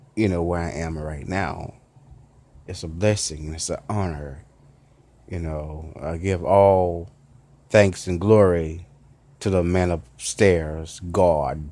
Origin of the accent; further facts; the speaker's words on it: Memphis, Tennessee, United States; accent: southern; I'm a southern cat, you know, as they say it. I'm southern. I'm from Memphis city